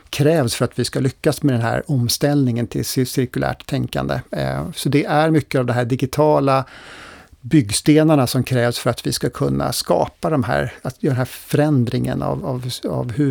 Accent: Sweden; Skulle hela jordens befolkning använda lika mycket resurser som vi svenskar, då skulle vi behöva fyra jordklot.

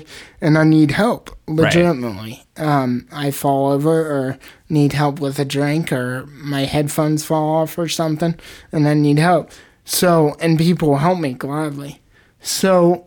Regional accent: Indianapolis, Indiana, United States; I'm from Indianapolis

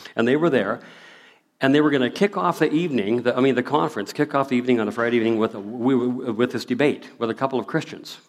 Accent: Prairie, moved from Seattle, Washington, Alberta, Canada; moved away as an adult; now in Abbotsford, Canada; we moved here in 1963. I still remember the day we moved here. We moved from Seattle, Washington, up here

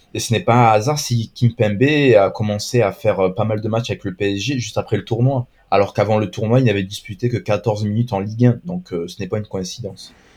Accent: Marseille, Provence-Alpes-Côte d'Azur, France; je suis de Marseille, je suis supporter de l'OM

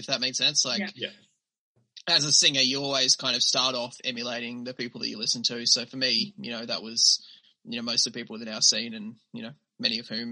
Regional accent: Australia; accent: Australian

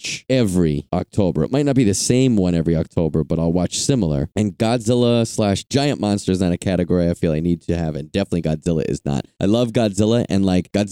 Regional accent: East Coast, United States; moved away as an adult; now in Los Angeles, United States; Living in the East Coast, growing up in the East Coast

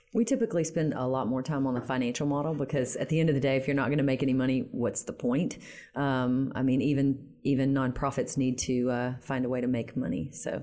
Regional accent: Shreveport, Louisiana, United States; moved away as an adult; also born or lived in Baton Rouge / Washington, D.C. / New York City / Detroit; I'm born and raised in Shreveport.

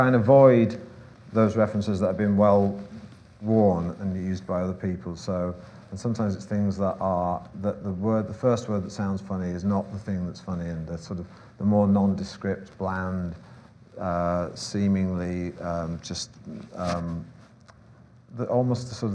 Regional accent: Manchester, North West England, United Kingdom; I'm from Manchester

